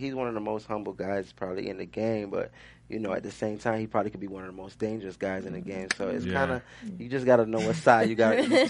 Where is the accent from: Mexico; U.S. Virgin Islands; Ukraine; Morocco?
U.S. Virgin Islands; also born or lived in Puerto Rico; So I grew up in the Virgin Islands, but I was born in Puerto Rico with my mom's side.